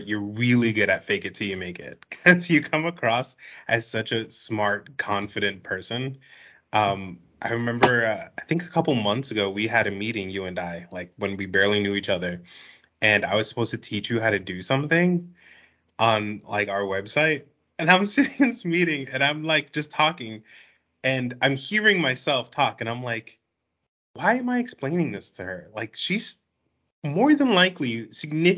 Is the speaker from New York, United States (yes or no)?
yes; New York City, New York, United States; I was born and raised in New York City